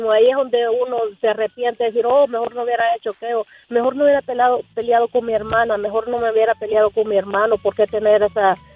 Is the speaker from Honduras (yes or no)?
yes; Honduras; now in United States; Somos de Honduras.